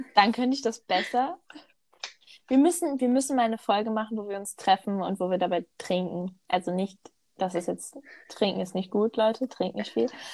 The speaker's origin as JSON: {"language": "German", "area": "Ruhr area", "region": "North Rhine-Westphalia", "country": "Germany", "said": "ich komme ja wirklich richtig aus dem Ruhrgebiet"}